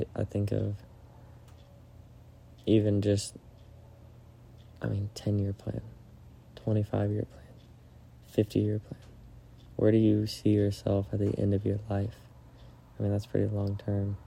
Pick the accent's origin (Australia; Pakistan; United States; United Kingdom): United States; Florida; moved away; go home to Florida and to show Maddie my hometown